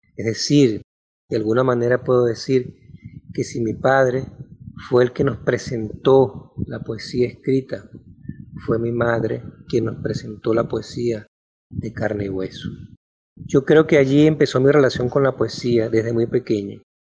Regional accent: Maracaibo, Zulia, Venezuela; Yo nací en Maracaibo en 1968

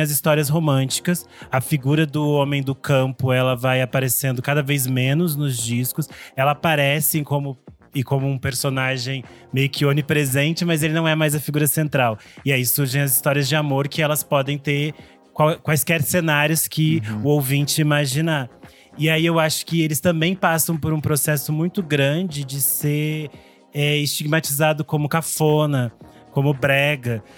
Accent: interior of Rio Grande do Sul, Brazil; lá na minha cidade onde eu nasci no interior do Rio Grande do Sul, que é perto da Argentina.

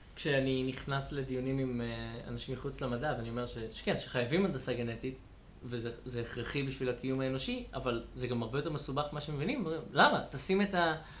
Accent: Israel; אני שגדלתי במושב

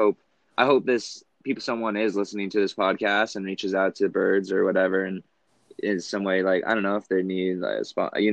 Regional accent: Cedar City, Utah, United States; my hometown, Cedar City

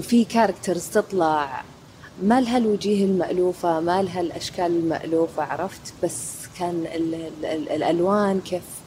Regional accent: Saudi Arabia; عندنا في السعودية

